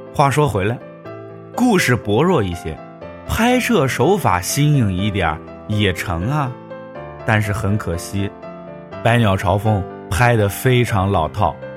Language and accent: Chinese; China; 我们中国人